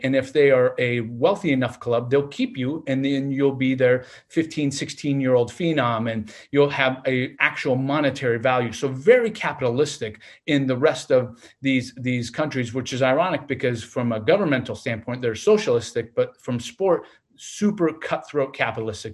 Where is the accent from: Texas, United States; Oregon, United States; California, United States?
Oregon, United States; Portland; moved away as an adult; now in Laurel, United States; I grew up in Portland